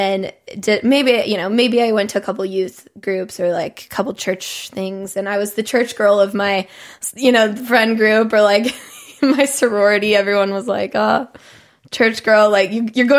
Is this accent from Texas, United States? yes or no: yes; Texas, United States; moved away as an adult; I'm from the Bible Belt